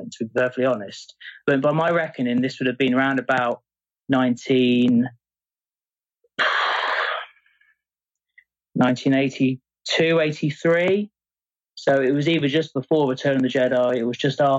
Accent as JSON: {"language": "English", "town": "Exmouth", "region": "South West England", "country": "United Kingdom", "tie": "born or raised there", "said": "where I grew up, a place called Exmouth, near Exeter in the southwest of England"}